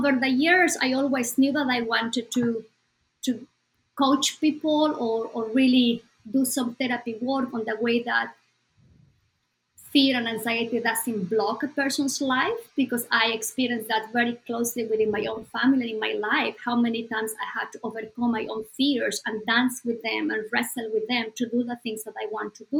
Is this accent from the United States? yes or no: no; Bolivia; moved away; Bolivia, my home country